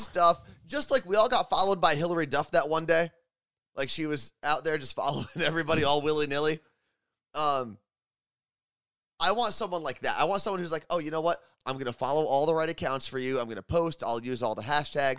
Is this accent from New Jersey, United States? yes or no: yes; New Jersey, United States; moved away as an adult; now in Seattle, United States; we both grew up in New Jersey, right? That's, that's our home.